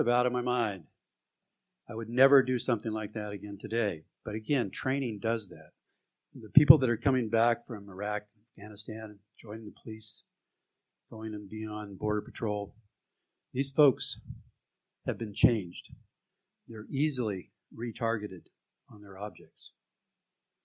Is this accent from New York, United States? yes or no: no; San Jose, California, United States; I was from San Jose.